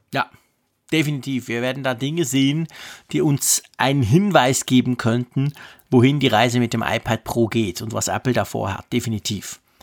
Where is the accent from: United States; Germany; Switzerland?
Switzerland; Ich als Schweizer